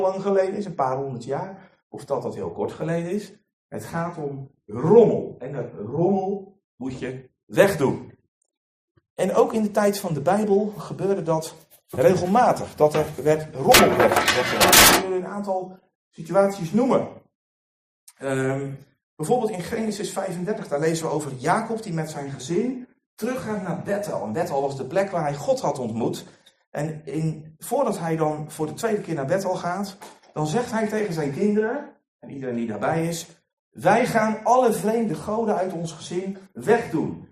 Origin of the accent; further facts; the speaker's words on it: Netherlands; we als Nederlanders